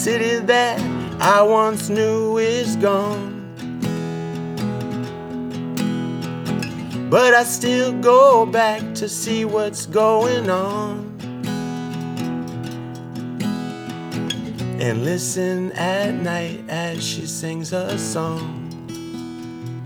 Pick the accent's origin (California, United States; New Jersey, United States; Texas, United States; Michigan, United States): California, United States; San Francisco; born and mostly raised in San Francisco, California